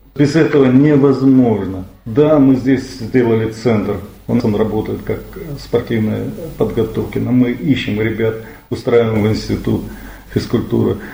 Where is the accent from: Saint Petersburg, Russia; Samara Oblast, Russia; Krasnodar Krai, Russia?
Krasnodar Krai, Russia; мы кубанцы